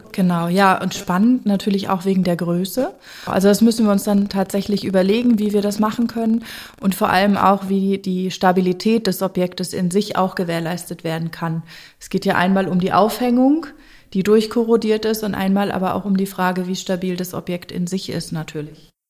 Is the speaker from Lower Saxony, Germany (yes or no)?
no; North Rhine-Westphalia, Germany; ich komme ja hier aus der Gegend